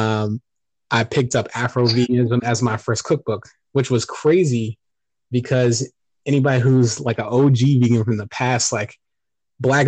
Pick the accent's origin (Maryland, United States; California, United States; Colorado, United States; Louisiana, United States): Maryland, United States; Montgomery County; also born or lived in Boston, Massachusetts; I grew up in the DMV, DC, Maryland, Virginia